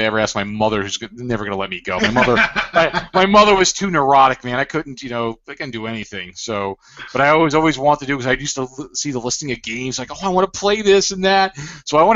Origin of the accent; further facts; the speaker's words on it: Broward County, Florida, United States; now in Boca Raton, United States; I grew up in Broward